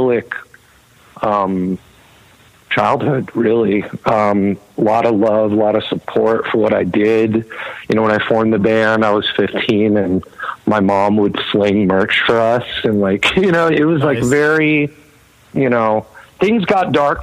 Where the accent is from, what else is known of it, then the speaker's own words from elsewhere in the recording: Los Angeles, California, United States; also born or lived in New York City; I grew up